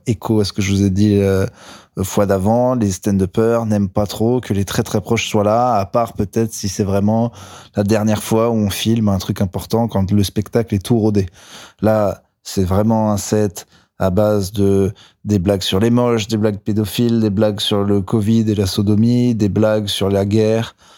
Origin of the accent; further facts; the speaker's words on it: Clermont-Ferrand, Auvergne-Rhône-Alpes, France; J'ai joué hier au Rimshot à Clermont-Ferrand, donc euh, ma ville, pour ceux qui ne le savent pas, là d'où je viens